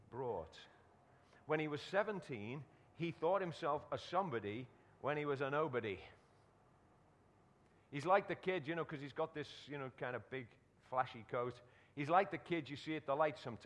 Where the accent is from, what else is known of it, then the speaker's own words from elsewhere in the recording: Liverpool, North West England, United Kingdom; where I was born in Liverpool